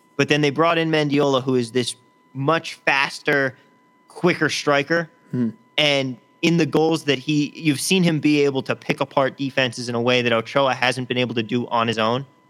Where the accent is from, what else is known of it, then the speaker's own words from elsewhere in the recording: San Jose, California, United States; now in Las Vegas, United States; my hometown in uh, Cal- in San Jose, California